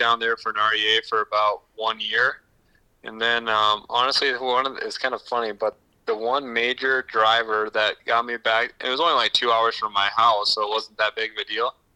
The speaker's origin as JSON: {"language": "English", "town": "Woonsocket", "region": "South Dakota", "country": "United States", "tie": "born or raised there", "also_born_or_lived": "O'Neill, Nebraska", "moved": "as an adult", "lives_now": "Pierre, United States", "said": "I was born in Woonsocket, which is yeah. um, right between Mitchell and um, Huron, South Dakota."}